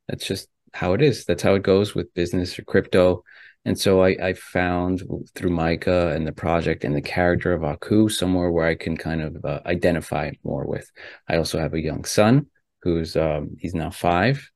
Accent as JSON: {"language": "English", "country": "United States", "tie": "born or raised there", "also_born_or_lived": "Ecuador (ancestry)", "said": "my family's from Ecuador, right? I was born here in America, but my family's Ecuadorian."}